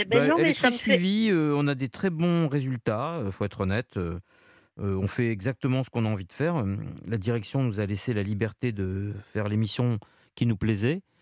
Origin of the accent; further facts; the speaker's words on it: Paris, Île-de-France, France; je suis parisienne.